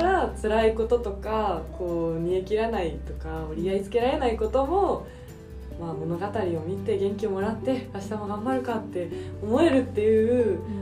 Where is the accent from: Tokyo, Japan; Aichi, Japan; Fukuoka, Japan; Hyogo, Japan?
Tokyo, Japan; 私って結構都会出身